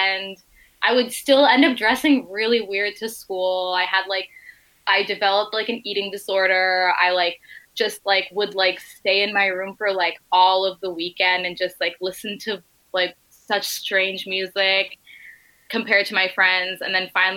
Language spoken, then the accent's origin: English; New Jersey, United States; I grew up in Jersey